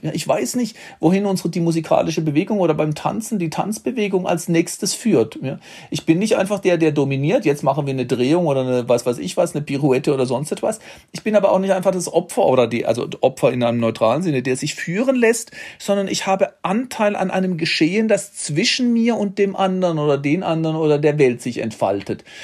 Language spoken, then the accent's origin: German; Baden-Württemberg, Germany; in Baden-Württemberg, wo ich herkomme